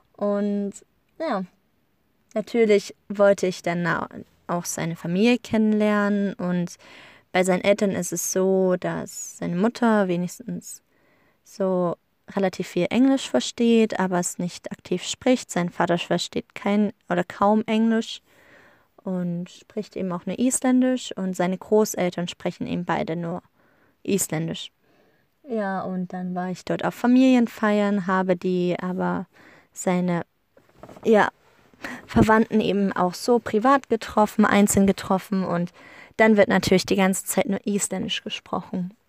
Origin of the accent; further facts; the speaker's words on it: Germany; wir Deutschen